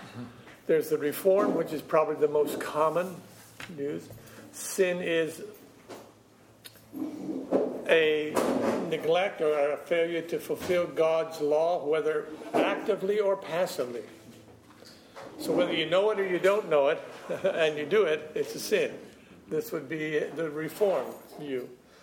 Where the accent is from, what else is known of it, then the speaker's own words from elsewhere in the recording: California, United States; Well, I'm from California, and it's been nice, and man, it's so stuffy in this room.